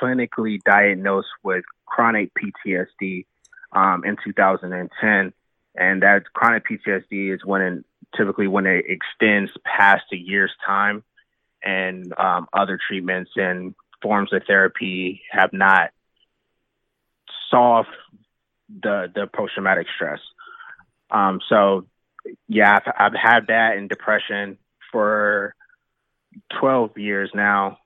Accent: Wilmington, North Carolina, United States; moved away as an adult; also born or lived in East Coast; I'm from North Carolina and from a town called Wilmington. It's right on the coast. We have three beaches here. Spent most of my life here

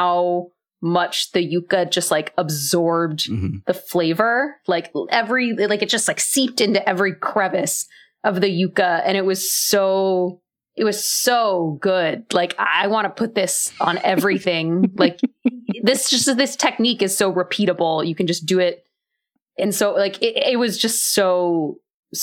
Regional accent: Texas, United States; I grew up in Texas.

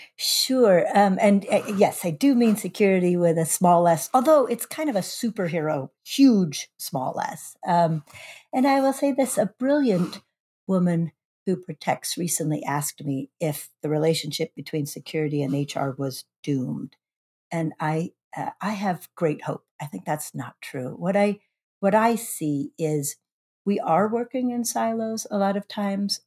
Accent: Shoreline, Washington, United States; now I'm the H R Director for the City of Shoreline, my hometown

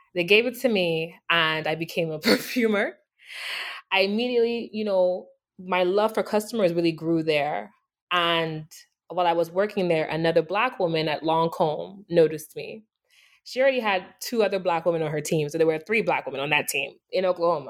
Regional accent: Nigeria; moved away; I was born and raised in Nigeria

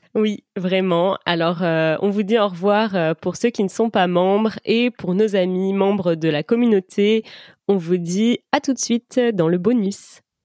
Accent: France; je suis française et c'est vrai que chez nous, c'est absolument pas une tradition

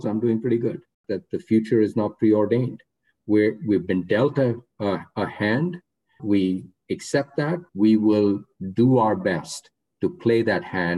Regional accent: Rohtak, Haryana, India; I grew up in a town called Rohtak, which is 40 miles west of New Delhi

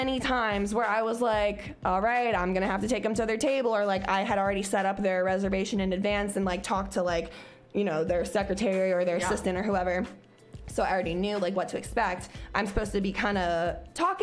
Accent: Cincinnati, Ohio, United States; a girl from Price Hill, Cincinnati, who had just graduated from school

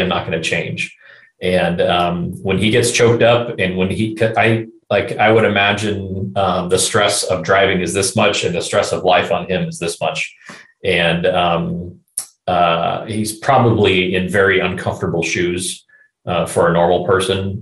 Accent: Southern California, United States; I grew up in Southern California

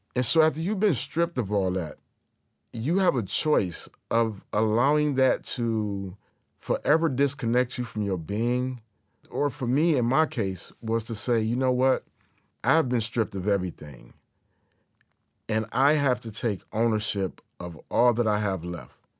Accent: Detroit, Michigan, United States; native Detroit in my hometown

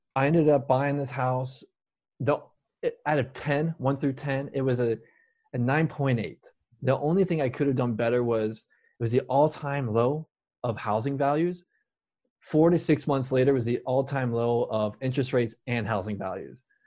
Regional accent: Tempe, Arizona, United States; I'm born and raised in Tempe, Arizona

